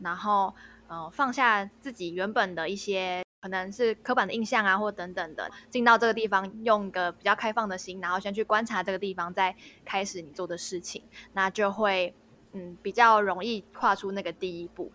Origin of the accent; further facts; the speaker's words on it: Taipei, Taiwan; moved away; also born or lived in Qigu, Tainan; 因为我是台北人，我以前比较少听到人家讲吴国语的台语